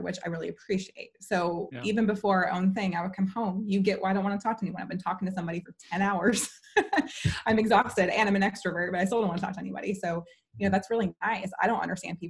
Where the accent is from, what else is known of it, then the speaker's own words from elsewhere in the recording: Chicago, Illinois, United States; moved away as an adult; also born or lived in southern Missouri; now in Kansas City, United States; I'm originally from the Chicago area.